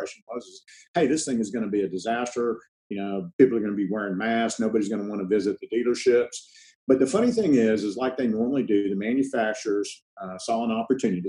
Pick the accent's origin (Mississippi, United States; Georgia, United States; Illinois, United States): Mississippi, United States; Columbus; I'm originally from Columbus, Mississippi. My dad was a career serviceman in the Air Force, and they're originally from Pennsylvania, and we wound up in Mississippi just by a stroke of luck, I guess. And grew up normal upbringing